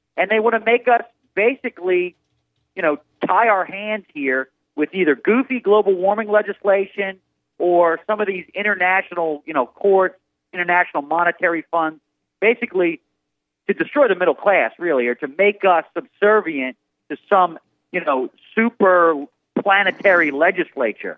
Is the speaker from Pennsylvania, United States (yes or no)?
yes; Philadelphia, Pennsylvania, United States; now in Washington, D.C., United States; I'm from Philadelphia